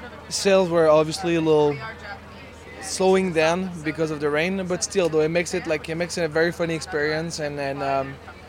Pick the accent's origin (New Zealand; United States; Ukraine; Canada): Canada; Montreal, Quebec; We tried to keep in mind that we're from, you know, we're from Montreal. We have like European backgrounds.